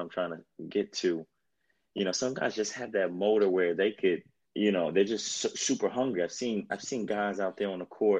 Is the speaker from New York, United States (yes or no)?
yes; New York City, New York, United States; also born or lived in El Paso, Texas / New Jersey; I was a brat from New York